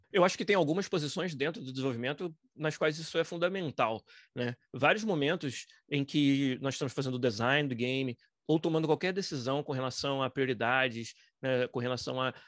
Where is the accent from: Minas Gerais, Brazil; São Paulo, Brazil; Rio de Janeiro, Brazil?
Rio de Janeiro, Brazil; Niterói; moved away as an adult; now in Vancouver, Canada; Foi um estúdio de desenvolvimento de games em Niterói, no estado do Rio, que é de onde eu sou